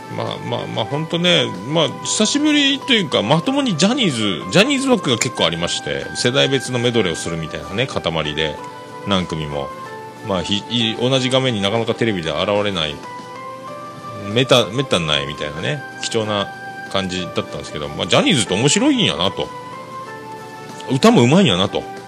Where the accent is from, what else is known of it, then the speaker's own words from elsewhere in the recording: Nagasaki, Japan; accent: Nagasaki dialect; 長崎弁でよそわし